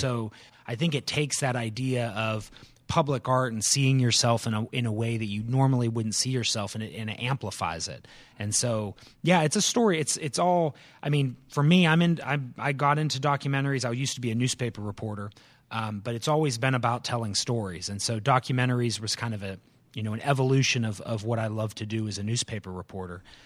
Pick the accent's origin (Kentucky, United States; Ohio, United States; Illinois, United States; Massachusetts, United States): Ohio, United States; Canton; moved away as an adult; also born or lived in North Carolina; now in Winston-Salem, United States; born and raised in the Canton, Ohio area